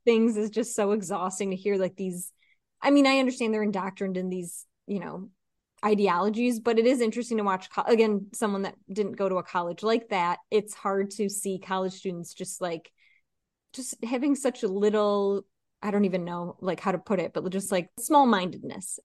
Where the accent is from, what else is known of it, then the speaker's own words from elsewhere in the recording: East Coast, United States; I'm from the East Coast